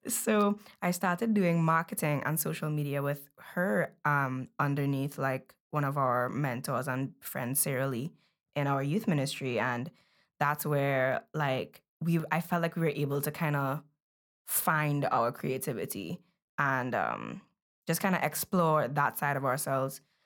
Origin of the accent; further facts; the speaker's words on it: Belize; moved away; I was born in Belize, so while we were in Belize, she was a seamstress